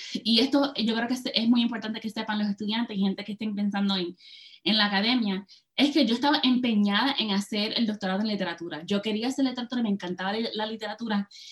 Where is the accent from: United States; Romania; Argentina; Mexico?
United States; Hoboken, New Jersey; moved away as an adult; also born or lived in California / Puerto Rico (ancestry); now in Michigan, United States; me nací y me crié en Hoboken, New Jersey